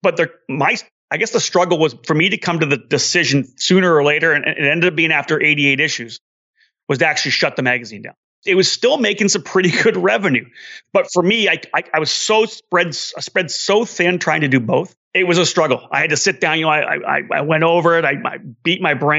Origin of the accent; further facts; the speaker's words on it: Canada; I'm Canadian